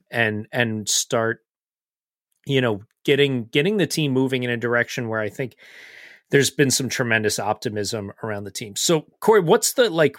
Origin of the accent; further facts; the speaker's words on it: United States; as American fans